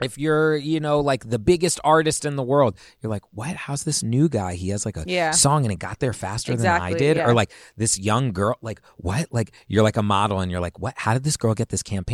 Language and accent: English; Virginia, United States; moved away; where I grew up in Virginia